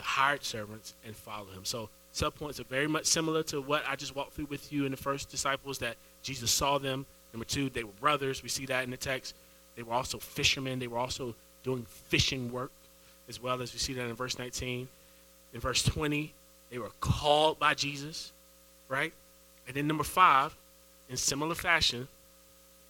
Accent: Edenton, North Carolina, United States; moved away as an adult; also born or lived in Raleigh, North Carolina; Ended up having to leave my hometown to move to Raleigh. So I'm from Edenton

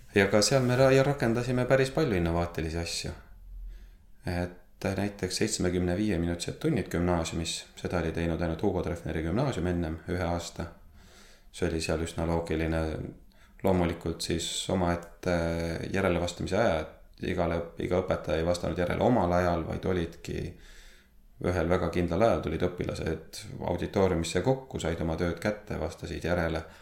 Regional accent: Võru, Võru County, Estonia; sündinud ja kasvanud olen Võrus

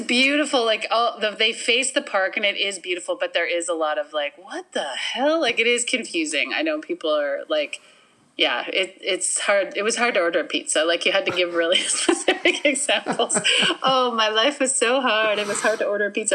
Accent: Winnipeg, Manitoba, Canada; also born or lived in Minnedosa, Manitoba; I was born in Minnedosa, Manitoba

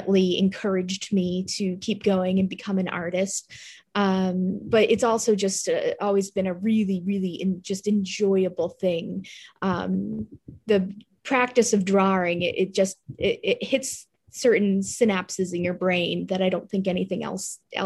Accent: Massachusetts, United States; I'm from Massachusetts, but I have a studio in Rhode Island, here in New England

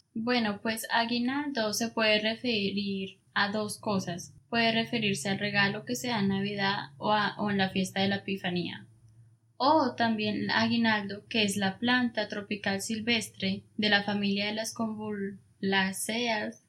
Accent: Colombia; uno normalmente como colombiano

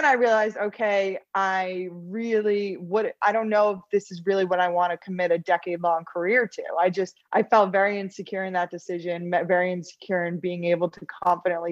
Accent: New York, United States; also born or lived in Los Angeles, California; I'm originally from New York. I grew up here, loved the East Coast

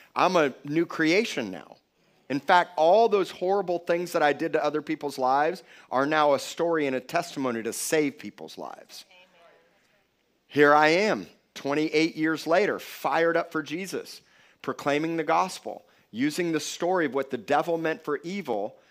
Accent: Miami Beach, Florida, United States; I was born in Cedars of Lebanon Hospital in Miami Beach, Florida

